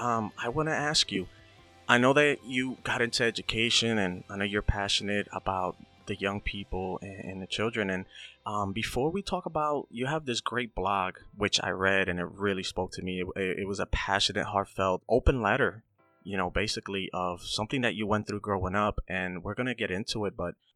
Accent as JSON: {"language": "English", "town": "Hazleton", "region": "Pennsylvania", "country": "United States", "tie": "born or raised there", "said": "And, you know, I grew up in Hazleton."}